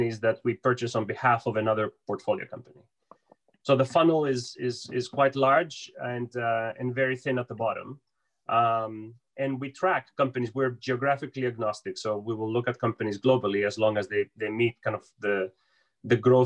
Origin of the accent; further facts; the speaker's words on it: Piraeus, Attica, Greece; moved away as an adult; now in United States; I was born and raised in Piraeus. I moved to the US when I was 18